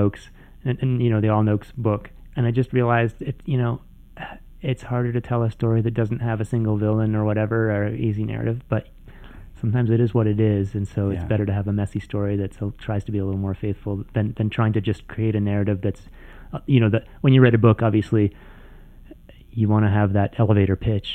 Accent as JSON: {"language": "English", "country": "Canada", "said": "I'm from Canada"}